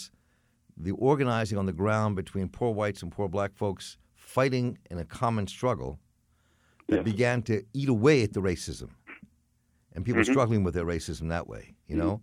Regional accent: Baltimore, Maryland, United States; I grew up here in Baltimore, and so my home was the black street corner as a kid

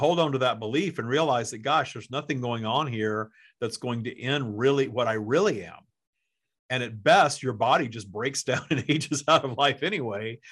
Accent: the South, United States; I grew up in the South, too

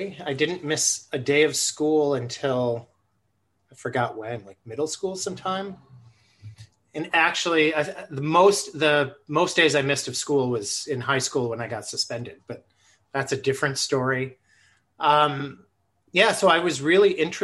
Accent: Buffalo, New York, United States; moved away as an adult; now in Twin Cities, United States; I grew up in Buffalo, New York

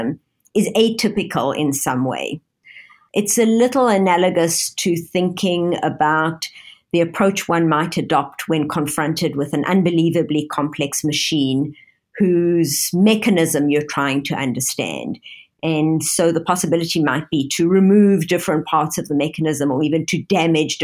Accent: Johannesburg, Gauteng, South Africa; moved away as an adult; also born or lived in London, United Kingdom / Toronto, Canada; now in Pittsburgh, United States; I grew up in Johannesburg, South Africa

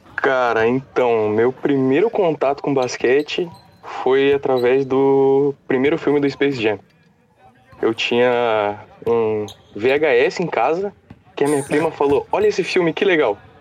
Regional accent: Curitiba, Paraná, Brazil; eu sou de Curitiba

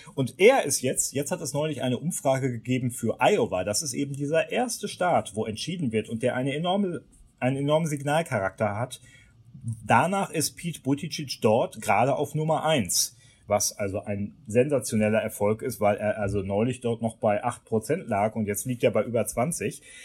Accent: Germany; bei uns in Deutschland

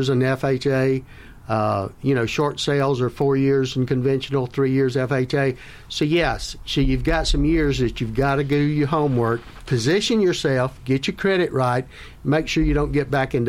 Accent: South Carolina, United States; now in Florida, United States; I grew up in South Carolina

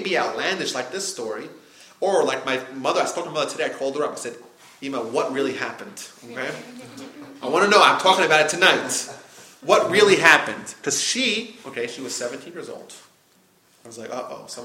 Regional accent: United States; I was born in the United States

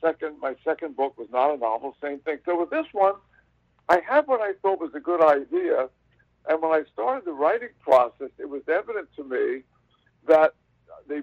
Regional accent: Philadelphia, Pennsylvania, United States; I'm from Philadelphia

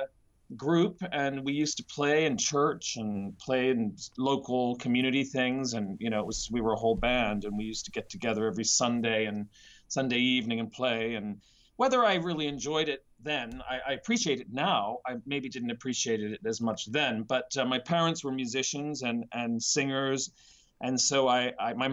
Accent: Nova Scotia, Canada; also born or lived in Vancouver; now in London, United Kingdom; I'm originally from a small city in Nova Scotia, Canada, which is on the eastern coast

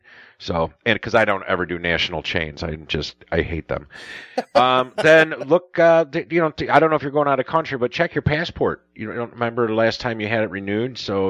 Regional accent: Chicago, Illinois, United States; growing up in Chicago and knowing what rush hour is

